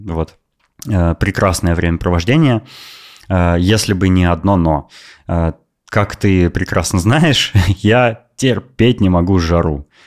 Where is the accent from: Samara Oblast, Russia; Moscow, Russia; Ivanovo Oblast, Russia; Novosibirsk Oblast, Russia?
Novosibirsk Oblast, Russia; Novosibirsk; moved away as an adult; now in Netherlands; я из России, из Новосибирска